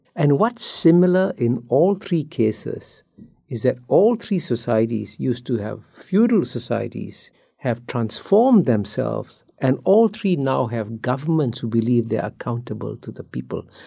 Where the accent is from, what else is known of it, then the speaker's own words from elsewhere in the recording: Singapore; I grew up in Singapore as a child